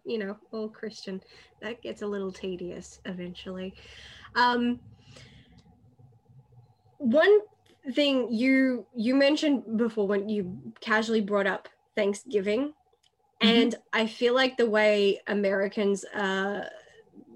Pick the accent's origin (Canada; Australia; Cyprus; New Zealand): Australia; I'm Australian. And the thing is, they know I'm Australian